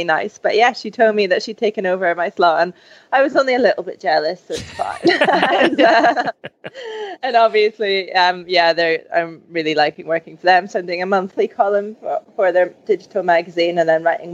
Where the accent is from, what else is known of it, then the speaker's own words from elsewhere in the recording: England, United Kingdom; I'm English